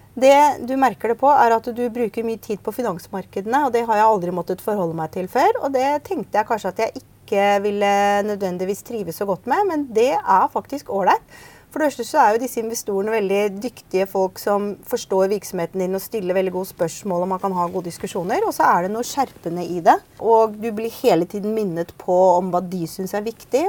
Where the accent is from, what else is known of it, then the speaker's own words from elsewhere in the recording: Bærum, Akershus, Norway; moved away as an adult; also born or lived in United States; now in Oslo, Norway; jeg vokste opp ute i Bærum, på Østerås